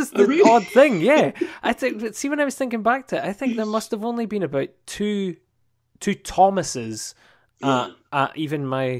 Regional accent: Dundee, Scotland, United Kingdom; I'm Dundee born and bred.

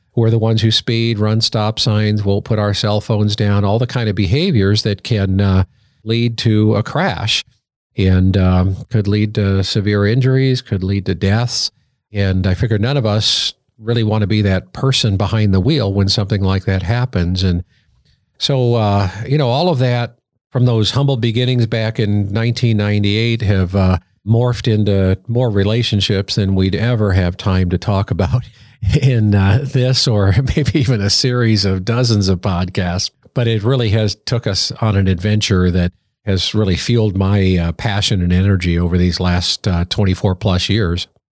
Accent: Colorado Springs, Colorado, United States; moved away; I grew up in Colorado Springs

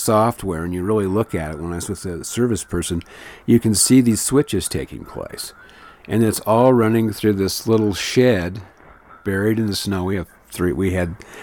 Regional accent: Flagstaff, Arizona, United States; my hometown here in Flagstaff

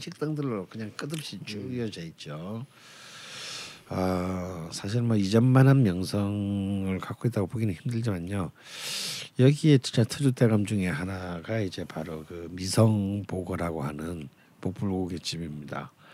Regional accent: Busan, South Korea; 저는 부산 사람이잖아요.

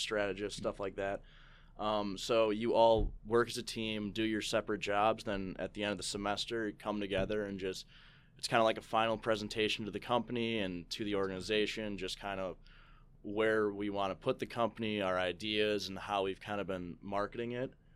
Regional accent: St. Charles, Illinois, United States; I grew up in Saint Charles

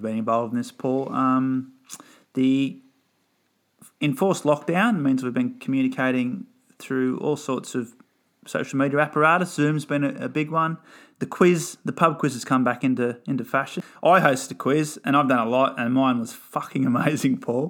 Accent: Redhead, New South Wales, Australia; growing up in Redhead and indoctrinated into the localism way

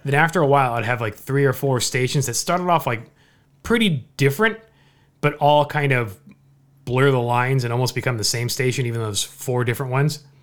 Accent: Orange County, California, United States; I'm a lifelong SoCal resident, right? I've, I've born and raised in Orange County.

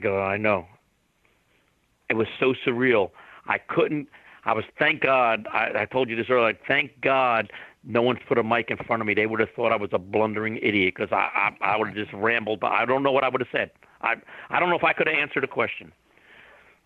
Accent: New Jersey, United States; I'm an Italian from New Jersey.

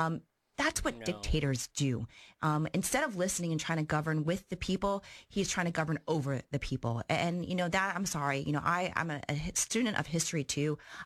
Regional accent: Miami, Florida, United States; Growing up in Miami and having, you know, neighbors that were Cubans

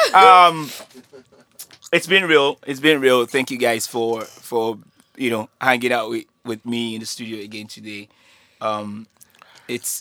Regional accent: Nigeria

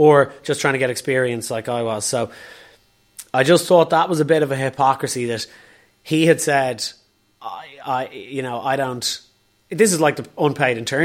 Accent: Dublin, Leinster, Ireland

